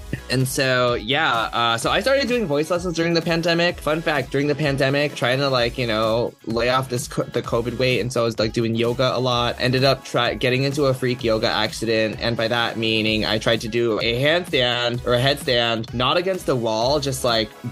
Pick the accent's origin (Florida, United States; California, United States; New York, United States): California, United States; Bay Area; we're both from the Bay Area. We're both Taiwanese, Cantonese Americans.